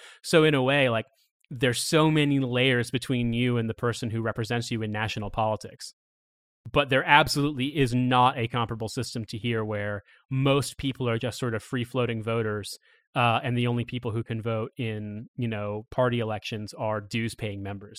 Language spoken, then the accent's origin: English; Indiana, United States; moved away; I'm from Indiana originally